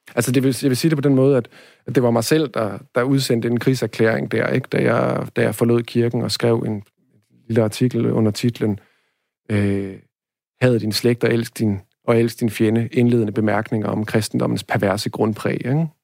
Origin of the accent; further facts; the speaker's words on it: Denmark; first language Danish; jeg har hele tiden været, været dansk, ikke? Og danskhed forstår jeg først og fremmest som, mm, slægtskab, øh, sprog og, øh, og hvad hedder det, sted, ikke? Altså, at jeg hænger sammen med jorden her